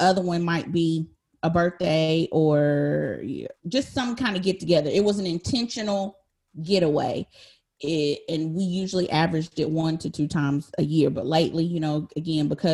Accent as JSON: {"language": "English", "town": "Statesville", "region": "North Carolina", "country": "United States", "tie": "born or raised there", "also_born_or_lived": "Troutman, North Carolina", "said": "I am a native to North Carolina"}